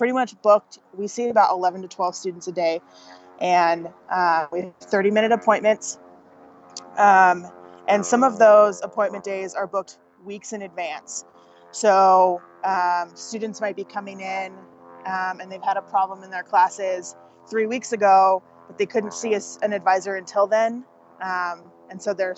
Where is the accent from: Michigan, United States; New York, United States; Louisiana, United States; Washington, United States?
Washington, United States; Vancouver; moved away as an adult; also born or lived in Western North Carolina; I decided to move back to my hometown and got a job as an academic advisor at the community college where I got my associate's degree.